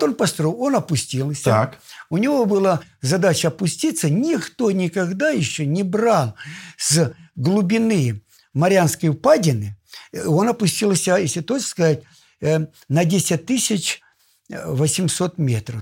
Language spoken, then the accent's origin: Russian; Russia; Я сам из Помору.